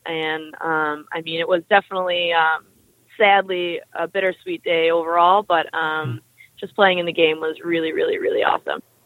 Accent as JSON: {"language": "English", "town": "Sutton", "region": "Ontario", "country": "Canada", "tie": "born or raised there", "said": "I grew up um, north of Toronto in a small town called Sutton."}